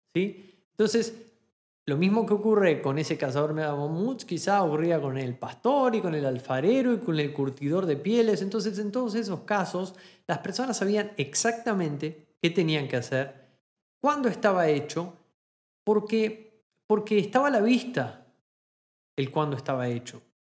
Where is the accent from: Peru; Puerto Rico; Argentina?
Argentina; moved away as an adult; now in Germany; cuando me fui de Argentina a Alemania